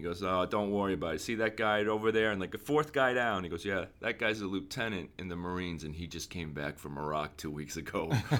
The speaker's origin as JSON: {"language": "English", "town": "Boston", "region": "Massachusetts", "country": "United States", "tie": "born or raised there", "also_born_or_lived": "Lexington, Massachusetts", "moved": "yes", "lives_now": "Los Angeles, United States"}